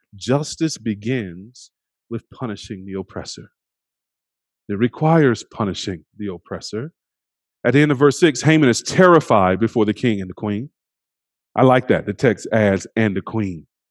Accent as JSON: {"language": "English", "country": "United States", "said": "We are simultaneously American and other"}